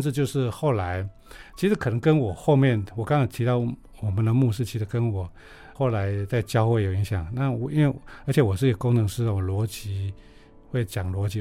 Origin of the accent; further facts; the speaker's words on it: Taiwan; moved away; also born or lived in Taipei; 我小时候在乡下